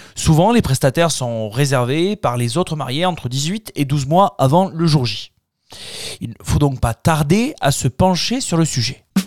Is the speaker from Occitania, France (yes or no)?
yes; Tarn, Occitania, France; Chez nous dans le Tarn